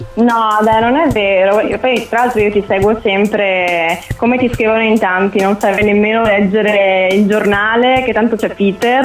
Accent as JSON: {"language": "Italian", "town": "Conegliano", "region": "Veneto", "country": "Italy", "said": "sono di Conegliano"}